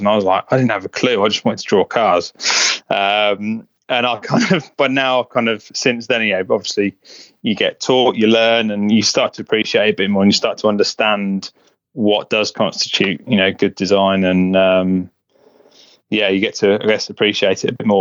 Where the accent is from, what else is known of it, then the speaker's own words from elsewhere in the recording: Buckinghamshire, South East England, United Kingdom; I grew up in um, in Buckinghamshire, which is kind of northwest of London, just a little a little village.